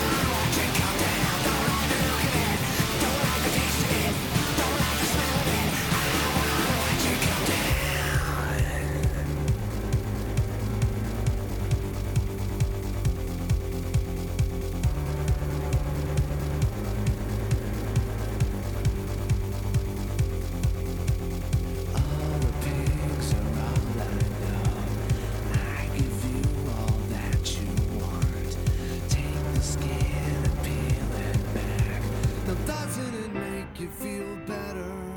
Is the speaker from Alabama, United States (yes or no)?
no; Columbus, Ohio, United States; growing up in Columbus and Ohio